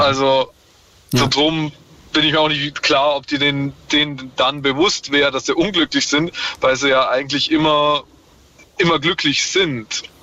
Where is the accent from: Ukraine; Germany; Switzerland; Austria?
Austria; Vorarlberg; nach Vorarlberg gekommen, wo ich herkomme und ist dann da zur Schule gegangen